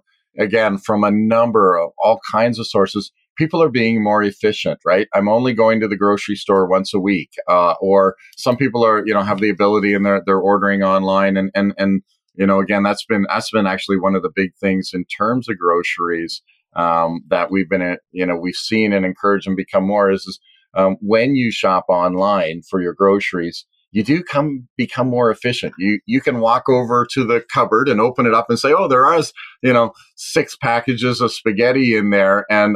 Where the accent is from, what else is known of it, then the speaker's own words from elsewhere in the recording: Canada; are we just going to all as a Canadian economy just go wild